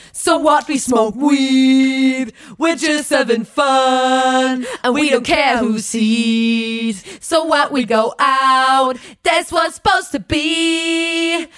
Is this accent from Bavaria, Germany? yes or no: no; Chemnitz, Saxony, Germany; wir kommen aus Chemnitz